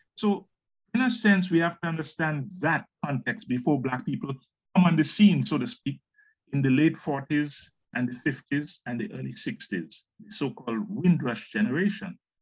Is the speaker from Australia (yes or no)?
no; Grenada; moved away as an adult; also born or lived in England; I'm from Grenada in the Caribbean